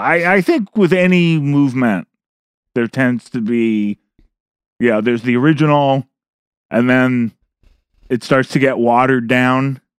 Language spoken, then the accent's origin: English; Berkeley, California, United States; the reason I grew up in Berkeley is because of U C Berkeley